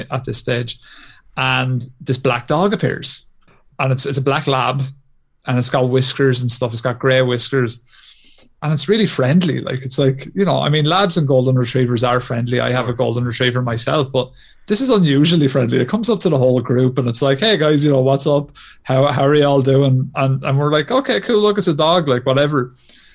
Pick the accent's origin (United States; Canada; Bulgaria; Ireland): Ireland; as good Irish Catholics